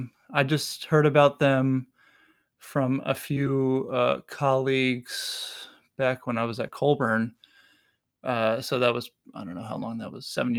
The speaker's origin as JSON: {"language": "English", "town": "New York City", "region": "New York", "country": "United States", "tie": "born or raised there", "moved": "yes", "lives_now": "Milwaukee, United States", "said": "I grew up in Brooklyn, New York."}